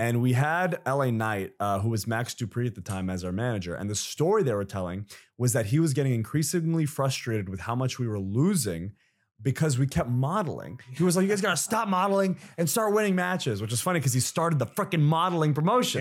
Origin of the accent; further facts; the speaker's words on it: Saudi Arabia; moved away; I grew up in Saudi Arabia